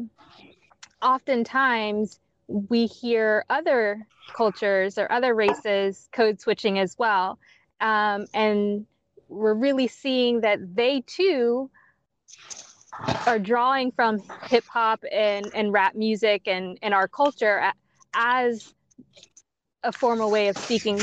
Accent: South Carolina, United States; I'm from South Carolina

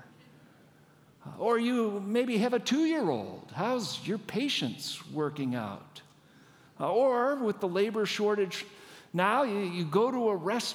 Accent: Washington, United States; I don't live here. I'm not from here. I'm from Washington State

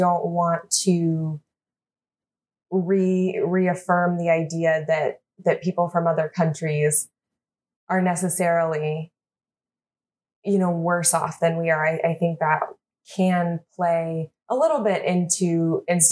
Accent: United States; we even call ourselves Americans

